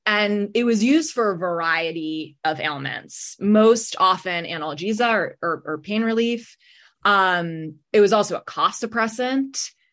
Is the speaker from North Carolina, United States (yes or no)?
no; New York City, New York, United States; moved away as an adult; also born or lived in New Haven; now in Boston, United States; I'm originally from New York City.